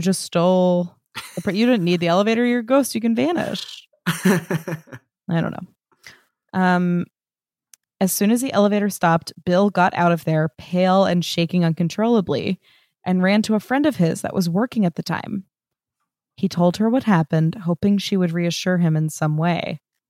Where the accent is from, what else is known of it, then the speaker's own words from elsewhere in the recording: Brazil; English is a second language; because being born and raised in Brazil, I've never had any contact with the books.